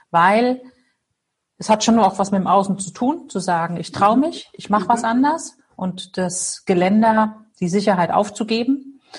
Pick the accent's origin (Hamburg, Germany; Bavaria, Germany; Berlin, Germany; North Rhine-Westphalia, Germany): Hamburg, Germany; ich komme aus Hamburg, ähm, lebe hier mit meinen zwei Töchtern, die 17 und 19 Jahre alt sind, an der Elbe, ganz schön.